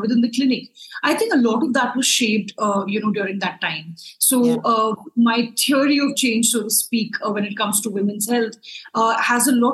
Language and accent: English; Lucknow, Uttar Pradesh, India; now in New Delhi, India; I grew up in a smaller town in India, called Lucknow